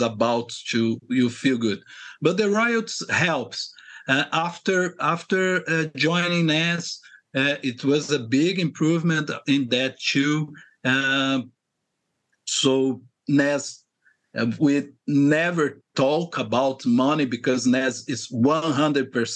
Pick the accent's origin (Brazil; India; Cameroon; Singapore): Brazil; Rio de Janeiro; I'm from Rio de Janeiro, Brazil, okay. Originally